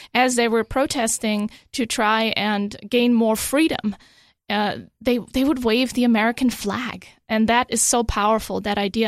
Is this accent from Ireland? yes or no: no; Germany; also born or lived in Europe; now in United States; even though I was born in Germany, they didn't have birthright citizenship at the time. So I was born Italian. I didn't speak Italian